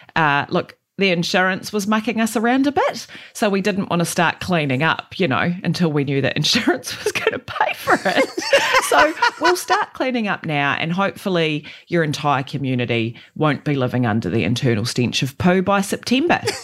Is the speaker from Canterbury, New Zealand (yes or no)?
yes; Christchurch, Canterbury, New Zealand; I grew up in Aranui and on, in East Christchurch